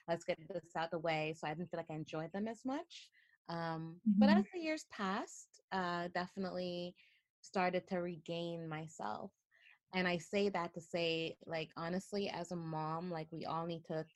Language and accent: English; Toronto, Ontario, Canada; moved away as an adult; I grew up in Toronto, love Toronto